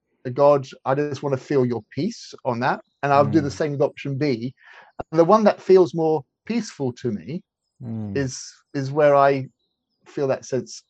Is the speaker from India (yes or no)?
yes; India; I grew up as in a missionary household, and I was born in India, and I grew up in India.